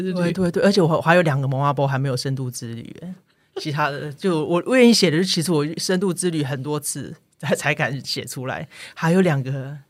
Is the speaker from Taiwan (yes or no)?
yes; Taipei, Taiwan; moved away as an adult; also born or lived in southern Taiwan; now in Macau; 我自己是在南台湾出生，然后在台北长大